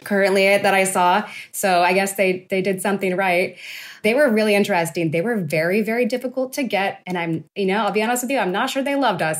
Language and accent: English; Turlock, California, United States; I'm from Central Valley, California. I'm from a town called Turlock